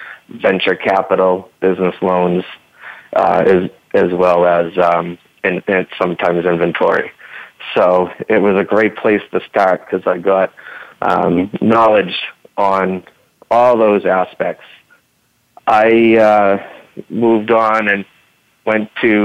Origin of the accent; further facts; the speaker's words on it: Boston, Massachusetts, United States; I am from the Boston area.